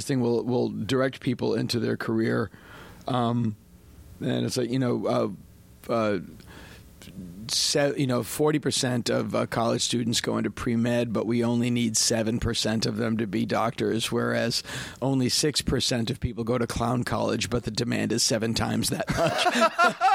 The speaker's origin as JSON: {"language": "English", "region": "Massachusetts", "country": "United States", "tie": "born or raised there", "said": "I grew up in Massachusetts"}